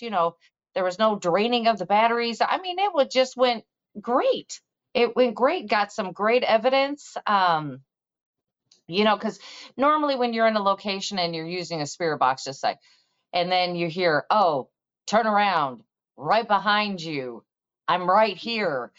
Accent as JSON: {"language": "English", "region": "Missouri", "country": "United States", "said": "from Missouri, so you need to show me because I'm from the show me state"}